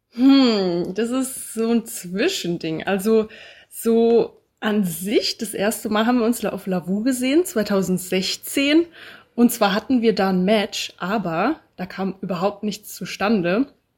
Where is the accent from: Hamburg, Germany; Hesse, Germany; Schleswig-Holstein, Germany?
Hesse, Germany; Bad Homburg; moved away as an adult; also born or lived in Passau; Ich komme ursprünglich aus Bad Homburg. Das ist in der Nähe von Frankfurt, also in Hessen